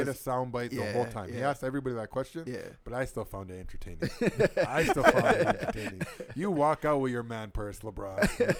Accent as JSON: {"language": "English", "town": "Toronto", "region": "Ontario", "country": "Canada", "said": "I'm from Toronto."}